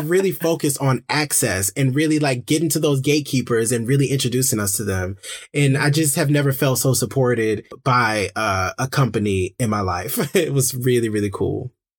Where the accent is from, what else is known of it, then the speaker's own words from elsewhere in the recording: Detroit, Michigan, United States; growing up in Detroit, in my, in my community